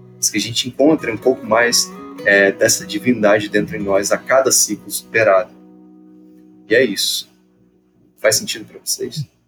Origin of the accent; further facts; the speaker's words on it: Petrópolis, Rio de Janeiro, Brazil; moved away; eu sou de Petrópolis, vivi lá há muito tempo, 13 anos da minha vida